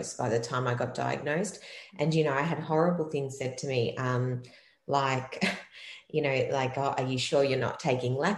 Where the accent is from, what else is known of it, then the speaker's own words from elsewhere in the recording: Melbourne, Victoria, Australia; I'm actually from Melbourne in Australia